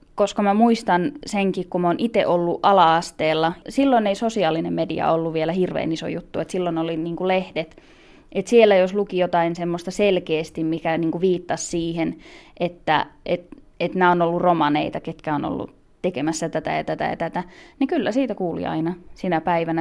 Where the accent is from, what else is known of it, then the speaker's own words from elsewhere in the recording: Finland; mä elän niin kuin kuka tahansa muu suomalainen